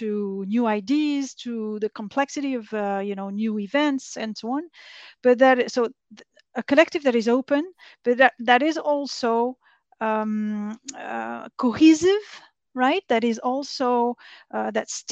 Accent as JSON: {"language": "English", "country": "France", "tie": "born or raised there", "also_born_or_lived": "Vietnam / China", "moved": "as an adult", "said": "I grew up in France. I studied there"}